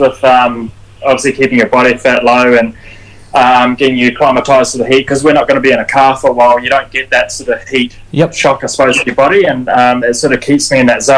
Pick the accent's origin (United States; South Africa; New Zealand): New Zealand; I'm New Zealander